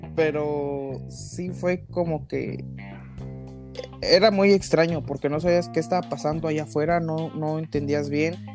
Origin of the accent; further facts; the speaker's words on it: Mexico; los mexicanos dijimos